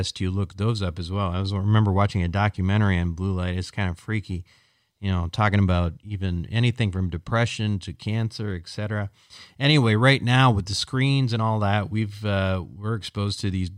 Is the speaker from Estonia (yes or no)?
no; Minnesota, United States; now in Montecito, United States; growing up in Minnesota